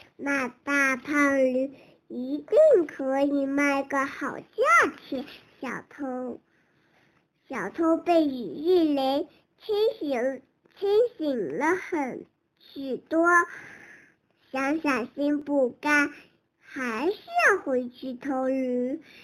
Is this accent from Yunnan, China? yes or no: yes; Kunming, Yunnan, China; 今年四岁，我我来自云南昆明。